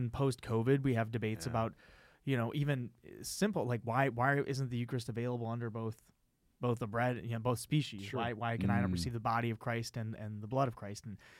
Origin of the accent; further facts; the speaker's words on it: Phoenix, Arizona, United States; I'm from Phoenix. I'm from Phoenix, Arizona.